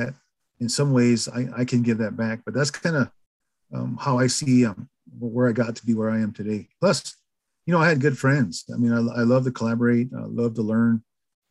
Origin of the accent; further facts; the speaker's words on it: White River, South Dakota, United States; also born or lived in Pine Ridge Indian Reservation, South Dakota; I moved to Rosebud, which is about 100 miles east of Pine Ridge in South Dakota. So I went through K through 12 in a town called White River, South Dakota